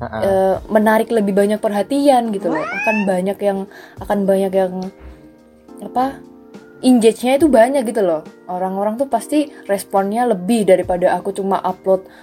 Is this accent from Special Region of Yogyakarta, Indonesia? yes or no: yes; Yogyakarta, Special Region of Yogyakarta, Indonesia; Jadi aku lahir di Jogja, tinggal di Jogja, SD, SMP, SMA, sampai sekarang kuliah juga di Jogja.